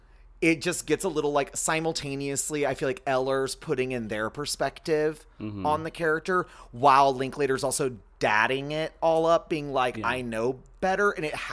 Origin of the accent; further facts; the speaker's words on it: Texas, United States; from the South and think like, oh, this is a little strange, and I'm like, that's what it's like growing up in Texas.